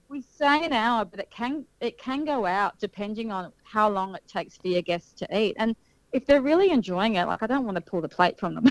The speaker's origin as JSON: {"language": "English", "town": "Sydney", "region": "New South Wales", "country": "Australia", "tie": "born or raised there", "also_born_or_lived": "Kiama, New South Wales", "moved": "as an adult", "lives_now": "Berry, Australia", "said": "originally, I, I grew up in Sydney."}